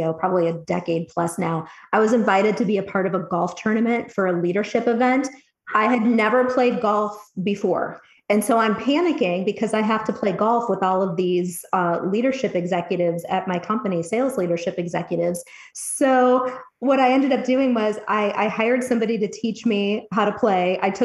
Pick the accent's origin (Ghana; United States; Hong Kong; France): United States; Cleveland, Ohio; also born or lived in Dayton, Ohio; now in Columbus, United States; I grew up in the Cleveland, Ohio area